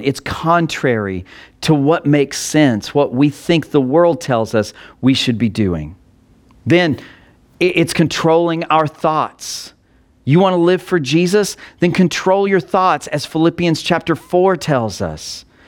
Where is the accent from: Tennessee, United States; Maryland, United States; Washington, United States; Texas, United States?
Texas, United States; Texas Panhandle, United States; I grew up in the Texas Panhandle